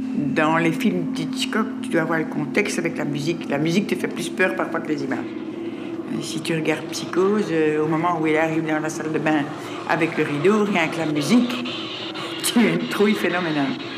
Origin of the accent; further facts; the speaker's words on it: Brussels, Brussels-Capital Region, Belgium; Depuis le 31 janvier 1953, je vis à Laken